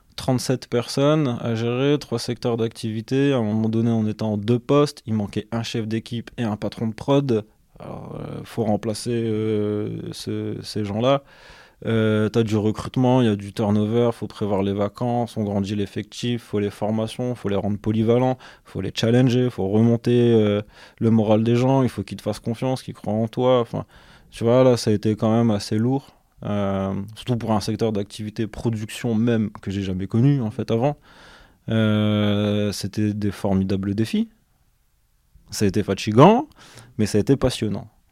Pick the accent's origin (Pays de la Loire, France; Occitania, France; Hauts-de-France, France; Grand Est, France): Hauts-de-France, France; Douai; also born or lived in Lens / Valenciennes / Lille metropolitan area; now in Lille, France; je suis originaire euh, de Lens. J'ai grandi à Douai, entre Douai et Lens